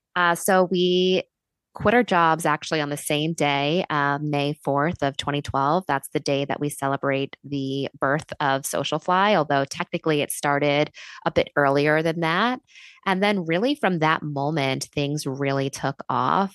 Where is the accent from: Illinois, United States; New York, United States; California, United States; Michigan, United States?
New York, United States; New York City; I moved back to New York City, uh, which, uh, is my hometown